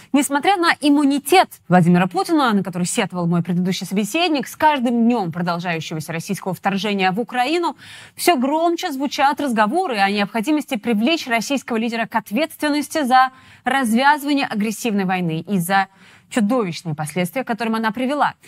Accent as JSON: {"language": "Russian", "country": "Georgia", "moved": "yes", "said": "я грузинка и была в Грузии в 2008 году во время войны."}